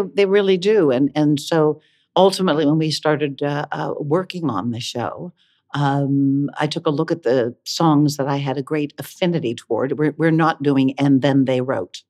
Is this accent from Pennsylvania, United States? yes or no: yes; Johnstown, Pennsylvania, United States; moved away as an adult; also born or lived in Columbia, Missouri; I grew up in Johnstown, Pennsylvania